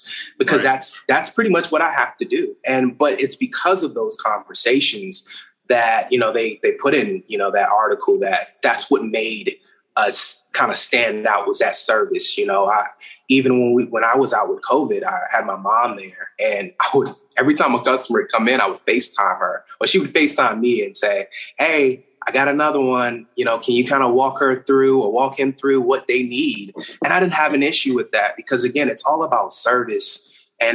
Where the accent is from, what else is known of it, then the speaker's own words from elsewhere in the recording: Richmond, Virginia, United States; now in Charlotte, United States; I'm from Richmond, Virginia